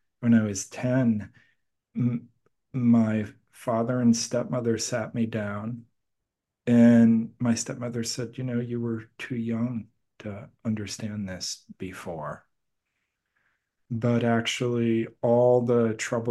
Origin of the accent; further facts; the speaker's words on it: Milwaukee, Wisconsin, United States; also born or lived in Boston, Massachusetts; we moved from Boston, Massachusetts, where I was born, to Milwaukee, Wisconsin